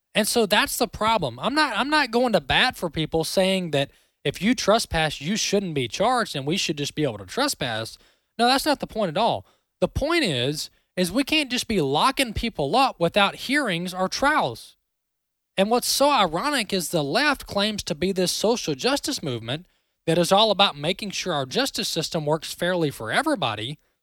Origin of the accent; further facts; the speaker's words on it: Mississippi, United States; I'm a Mississippi boy.